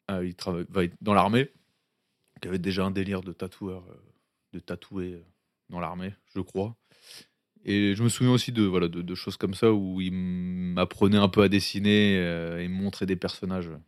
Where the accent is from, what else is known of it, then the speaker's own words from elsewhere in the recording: Mouvaux, Hauts-de-France, France; also born or lived in Tourcoing; je suis né à Tourcoing, dans le nord de la France. J'ai vécu dix ans dans le nord, dans une petite ville qui s'appelait Mouveau, à côté de Tourcoing et Roubaix.